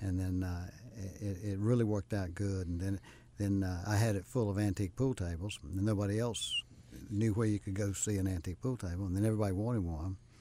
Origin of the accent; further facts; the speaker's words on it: Rock Hill, South Carolina, United States; moved away as an adult; now in Charlotte, United States; I grew up in Rock Hill